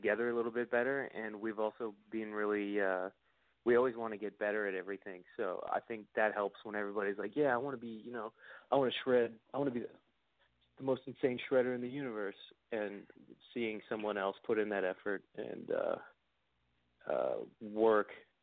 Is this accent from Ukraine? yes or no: no; Canada; as a Canadian